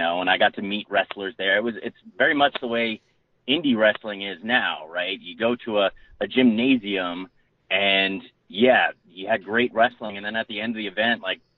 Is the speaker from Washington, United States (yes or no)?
no; New Jersey, United States; moved away; I'm actually from New Jersey.